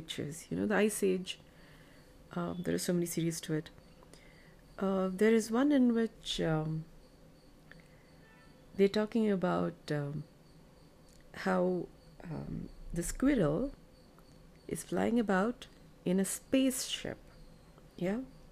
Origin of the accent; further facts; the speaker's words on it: Bengaluru, Karnataka, India; I'm from India, Bengaluru.